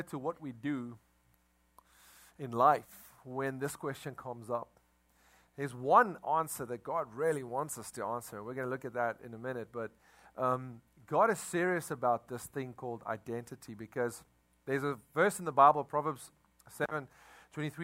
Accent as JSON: {"language": "English", "country": "South Africa", "moved": "yes", "lives_now": "Crowley, United States", "said": "we come from South Africa"}